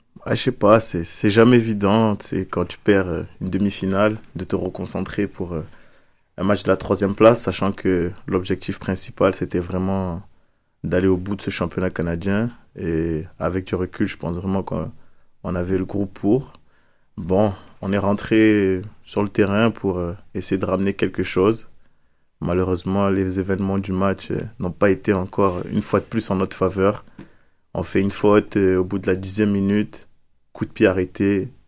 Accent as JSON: {"language": "French", "country": "France", "moved": "yes"}